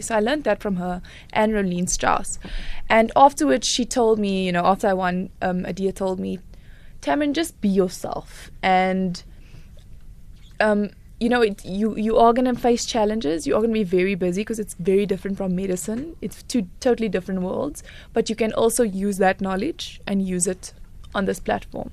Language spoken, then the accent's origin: Afrikaans; Paarl, Western Cape, South Africa; born or raised there; also born or lived in Worcester, South Africa